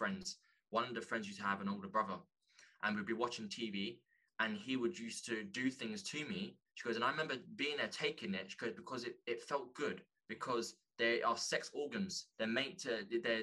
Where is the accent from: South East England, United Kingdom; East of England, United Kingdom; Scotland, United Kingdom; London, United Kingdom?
London, United Kingdom; growing up in London